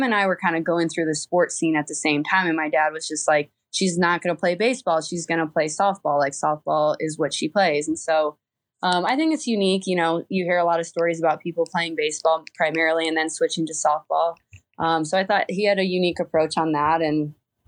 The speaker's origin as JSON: {"language": "English", "town": "Fort Wayne", "region": "Indiana", "country": "United States", "tie": "born or raised there", "moved": "as an adult", "said": "I'm from Fort Wayne, Indiana. That's where I was born and raised"}